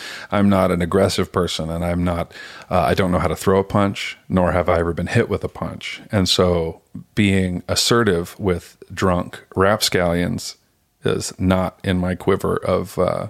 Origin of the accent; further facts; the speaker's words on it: Sacramento, California, United States; also born or lived in Los Angeles / Chicago; I was born in Sacramento.